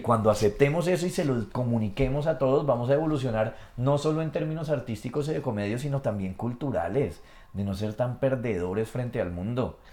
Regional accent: Colombia; Como colombiano

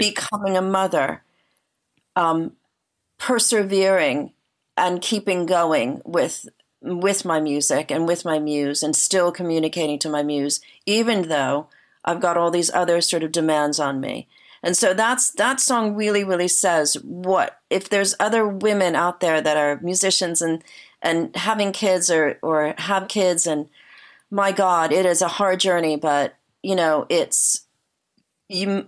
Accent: New Jersey, United States; moved away as an adult; also born or lived in New York City; now in United Kingdom; I originally am from New Jersey. I'm from um, the same area that John Bon Jovi's from, and Bruce Springsteen, like sort of Central Jersey, like by the shore

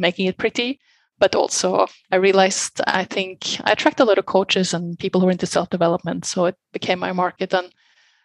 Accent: Norway; moved away as an adult; now in Barcelona, Spain; originally I'm from Norway. Been living in many different countries the last years, but I've been the last 12, I think, in Barcelona, in Spain.

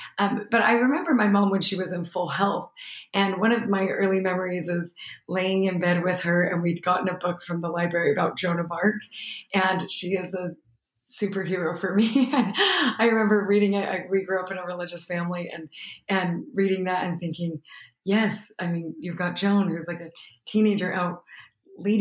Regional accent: Utah, United States; moved away as an adult; also born or lived in Columbus, Ohio / Richmond, Virginia; we moved back to Utah, where we were both from

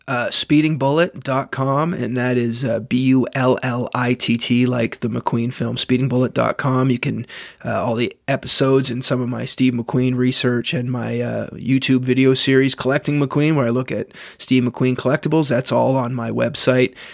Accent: Canada; As a Canadian

